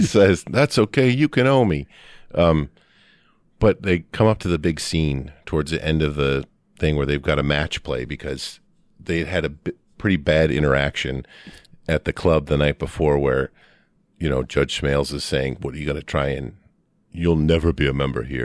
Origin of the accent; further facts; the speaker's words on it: Midwest, United States; I'm a kid from the Midwest